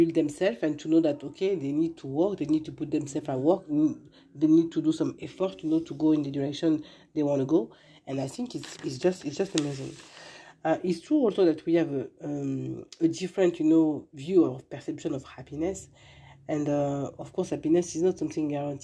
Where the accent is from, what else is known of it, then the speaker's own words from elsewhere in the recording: Paris, Île-de-France, France; English is a second language; moved away as an adult; now in United States; I'm living now in US, and I'm coming from France, born in Paris. And when I came here 6 years ago